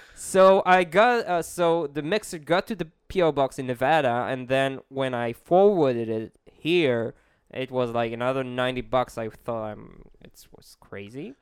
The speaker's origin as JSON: {"language": "English", "country": "Israel", "said": "I'm an Israeli."}